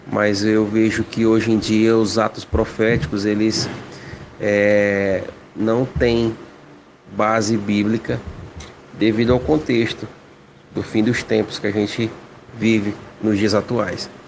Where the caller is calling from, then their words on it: Guaraí, Tocantins, Brazil; de Guaraí Tocantins